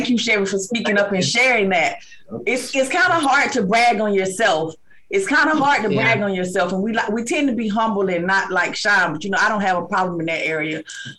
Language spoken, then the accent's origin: English; Georgia, United States; So I'm originally from Georgia